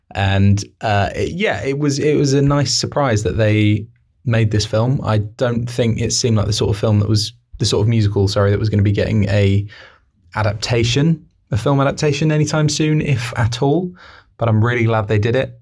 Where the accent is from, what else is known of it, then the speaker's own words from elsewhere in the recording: Newbury, South East England, United Kingdom; we're from Newbury